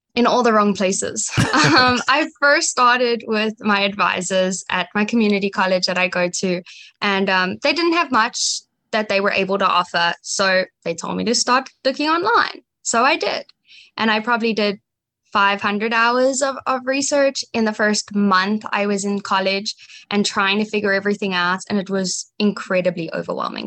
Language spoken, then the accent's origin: English; Johannesburg, Gauteng, South Africa; now in United States; I grew up in Johannesburg, South Africa